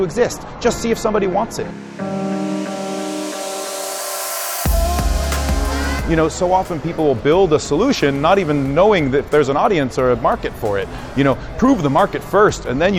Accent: Silicon Valley, California, United States; I grew up in Silicon Valley

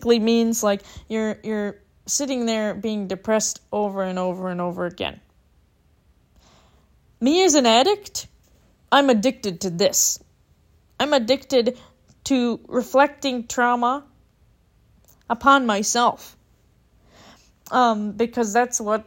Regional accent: Minneapolis, Minnesota, United States; now in Arizona, United States; I'm from Minneapolis, and I moved to Arizona

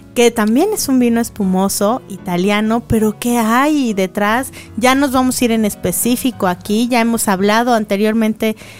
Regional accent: Mexico; como buenos mexicanos

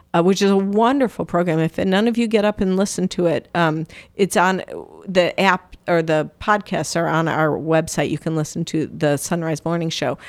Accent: Downers Grove, Illinois, United States; moved away; I'm originally from Downers Grove, Illinois

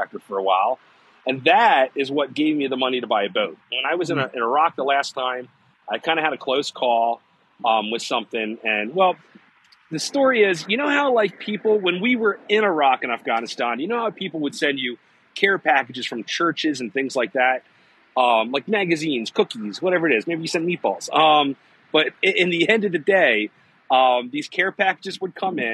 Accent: Woodlawn, Maryland, United States; also born or lived in Baltimore; I was born here in Baltimore. I was raised in Woodlawn

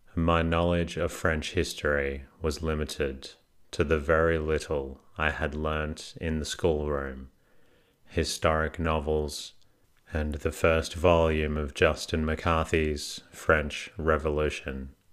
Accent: Melbourne, Victoria, Australia; I am actually from Melbourne

